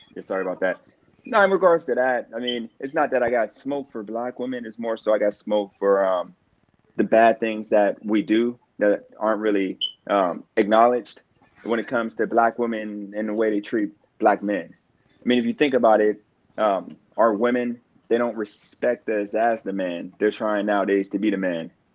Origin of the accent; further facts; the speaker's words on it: Youngstown, Ohio, United States; now in Wilmington, United States; I'm from Youngstown, Ohio